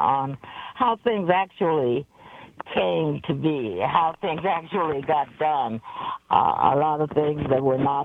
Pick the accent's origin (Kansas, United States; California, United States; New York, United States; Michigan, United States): Michigan, United States; Detroit; moved away; also born or lived in Anchorage, Alaska; I am from Detroit